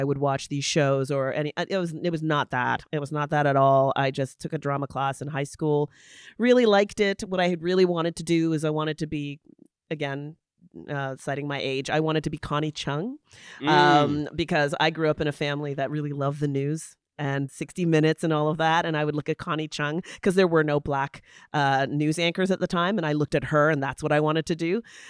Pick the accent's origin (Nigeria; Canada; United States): Canada; London, Ontario; I grew up in London, Ontario, and I got into theater